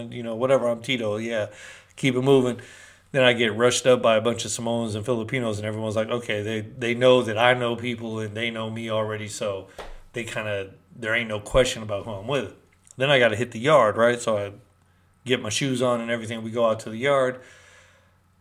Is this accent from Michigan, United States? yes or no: no; Berkeley, California, United States; also born or lived in Peru; from Berkeley, California